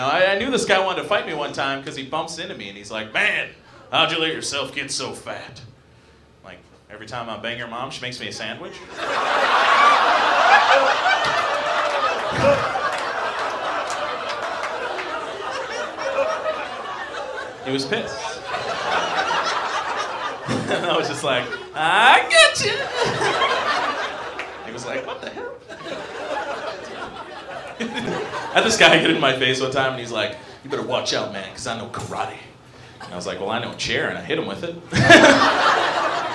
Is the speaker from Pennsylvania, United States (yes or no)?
no; Minnesota, United States; I grew up in Minnesota, not too far from here.